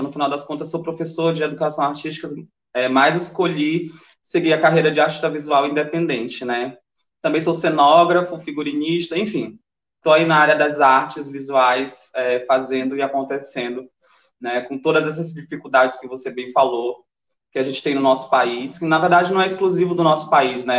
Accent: interior of Maranhão, Brazil; accent: paraense; now in São Luís, Brazil; eu sou do interior do Maranhão, na verdade. É, sou de Luz do uma cidade chamada Luz Domingues, que fica 12 horas de viagem daqui

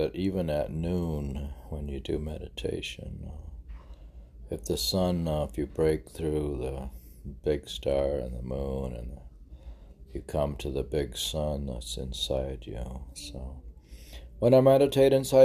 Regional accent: Ohio, United States; now in Miami, United States; I am from Ohio

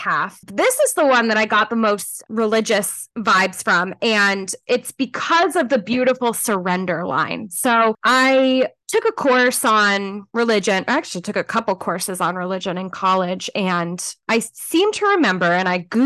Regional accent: Los Angeles County, Southern California, United States; moved away; I grew up in Southern California in Los Angeles County

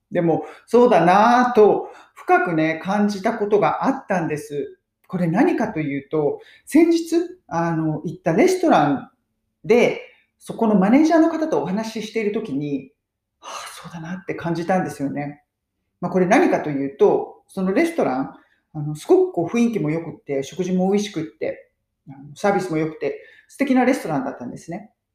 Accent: Japan; now in United Kingdom; 私は日本人

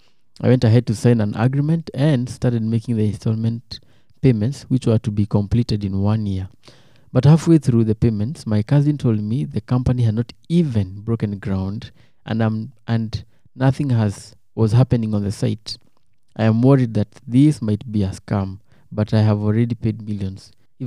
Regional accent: Kenya; now in United States; I live and work in the US, but I am a Kenyan and I want to retire there.

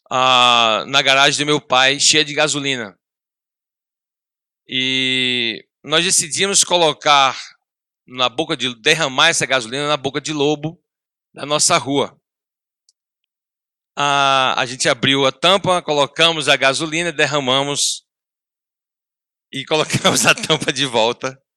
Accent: Paraíba, Brazil; eu sou, sou paraibano de coração, Sou filho de, filho de pernambucanos. Ah, meu, pai, é meu pai é ministro do Evangelho, ah, lá em João Pessoa.

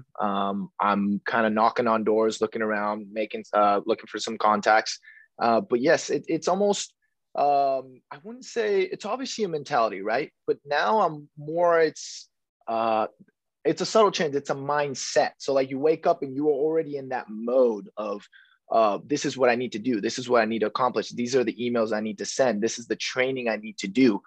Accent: Rancho Cucamonga, California, United States; also born or lived in East Los Angeles; I'm from Southern California here. I was born in East LA, but I was raised in a city called Rancho Cucamonga

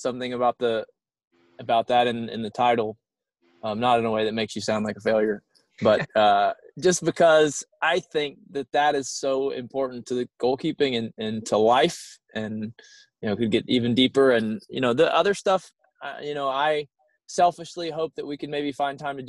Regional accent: South Carolina, United States; now in Pittsburgh, United States; I'm from Pittsburgh now, but I grew up in South Carolina

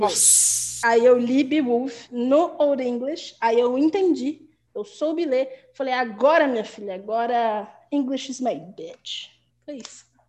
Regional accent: Guarulhos, São Paulo, Brazil; first language Portuguese; a gente saía de Guarulhos, porque nós dois somos de Guarulhos

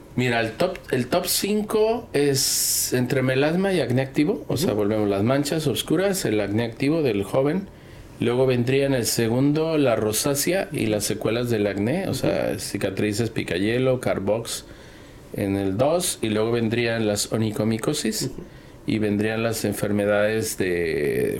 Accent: Guadalajara, Jalisco, Mexico; yo nací en Guadalajara

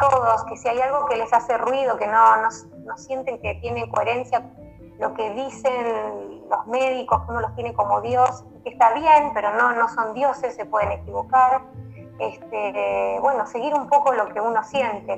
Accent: Bella Vista, Buenos Aires Province, Argentina; yo soy de Bellavista, eh, la zona San Miguel en Buenos Aires, en el Gran Buenos Aires

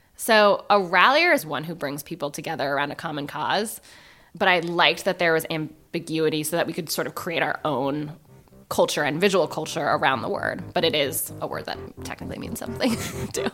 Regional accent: San Francisco, California, United States; I'm from San Francisco

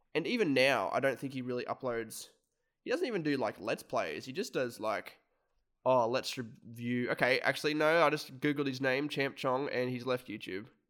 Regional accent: Australia; we're content creators from Australia

